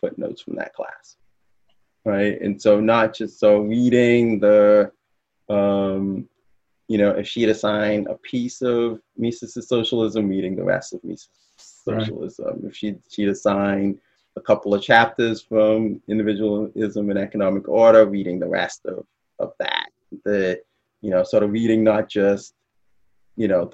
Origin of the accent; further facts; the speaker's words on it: Bahamas; moved away as an adult; also born or lived in Midwest, United States; I'm from the Bahamas